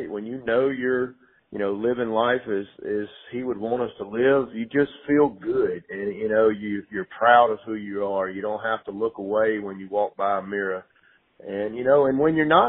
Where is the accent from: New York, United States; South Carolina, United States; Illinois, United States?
South Carolina, United States; Greenwood; moved away as an adult; also born or lived in Clemson, South Carolina; I was born and raised in Greenwood, South Carolina